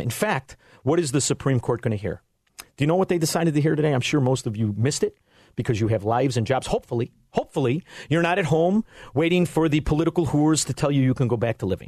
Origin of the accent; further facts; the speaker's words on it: Chicago, Illinois, United States; I'm from Chicago, Illinois